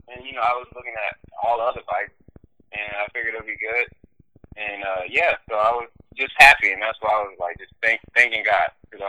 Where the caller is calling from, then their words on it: Arlington, Texas, United States; Yeah, I'm in Texas. I just got from, came from Dallas. Now I'm back in Arlington.